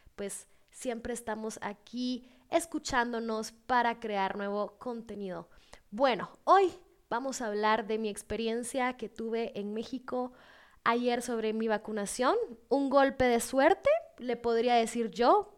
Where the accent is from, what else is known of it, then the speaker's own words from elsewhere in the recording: Guatemala; soy, soy de Guatemala, tengo 25 años